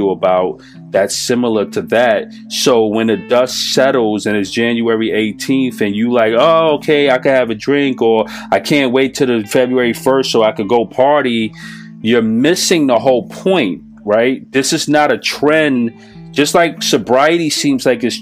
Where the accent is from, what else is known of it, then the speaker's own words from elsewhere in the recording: New York City, New York, United States; I'm from New York City